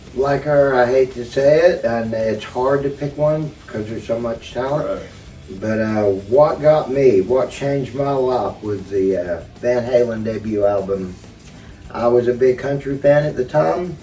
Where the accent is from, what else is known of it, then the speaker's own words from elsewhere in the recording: Lindsay, Oklahoma, United States; my hometown of Lindsay